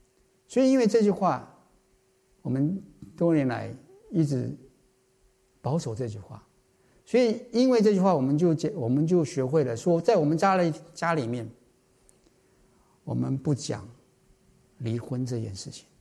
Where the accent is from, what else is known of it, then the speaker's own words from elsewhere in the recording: China; 我相信我们中国人大概都可以明白这句话。